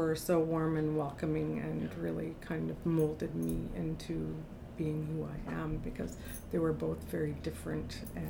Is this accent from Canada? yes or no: yes; Labrador City, Newfoundland and Labrador, Canada; also born or lived in Happy Valley-Goose Bay; We moved all over Newfoundland and Labrador and ended up in Western Labrador, a community called Labrador City.